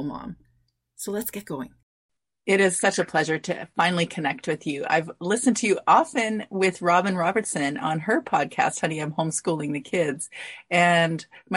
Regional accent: Canada; I'm Canadian

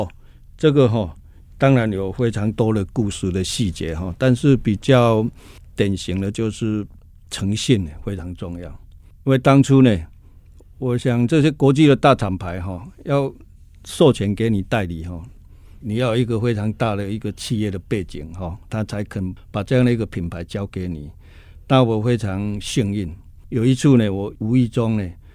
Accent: Budai, Chiayi County, Taiwan; moved away; also born or lived in Kaohsiung; 我是出生在嘉义的这个西南边角的地方哈，在嘉义的布袋哈，那那个地方呢，真的是环境呢是，坦白说呢是非常，非常边陲的地带哈

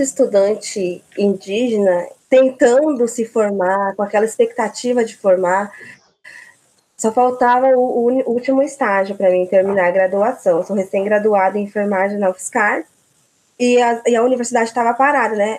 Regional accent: Mato Grosso do Sul, Brazil; moved away as an adult; also born or lived in São Carlos; eu sou do Mato Grosso do Sul

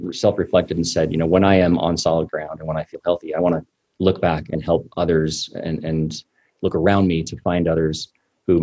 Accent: Cache Valley, northern Utah, United States; also born or lived in Salt Lake City, Utah; I was born here in Salt Lake City. I was raised in northern Utah, north of Salt Lake, in a little town called Cache Valley

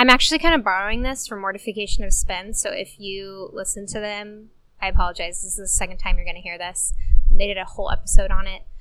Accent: Corona, California, United States; we're sitting in our hometown

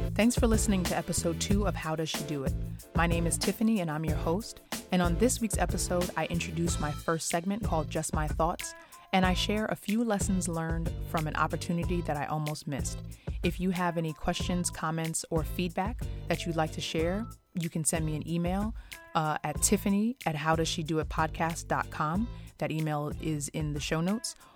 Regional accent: Long Island, New York, United States; growing up in Long Island, which is, um, one of the most residentially segregated places in America

